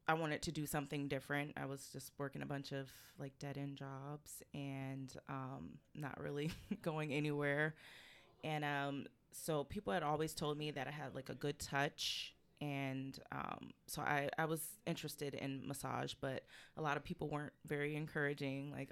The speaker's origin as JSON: {"language": "English", "town": "Jacksonville", "region": "North Carolina", "country": "United States", "tie": "born or raised there", "also_born_or_lived": "California / Atlanta", "said": "Um, so, I am originally from California. Um, I lived all over military family. Um, so I moved here from Atlanta, but I grew up in North Carolina, Jacksonville, North Carolina."}